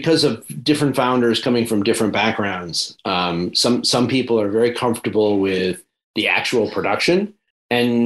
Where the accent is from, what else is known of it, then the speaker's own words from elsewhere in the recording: Geneva, New York, United States; moved away; also born or lived in Canandaigua, New York; I grew up in Geneva, so I was just up the thruway from Syracuse